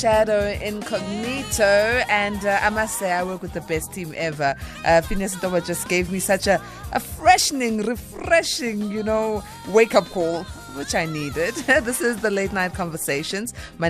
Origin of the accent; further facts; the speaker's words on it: South Africa; first language Zulu; English is a second language; I am Zulu, unfortunately. English is not my mother tongue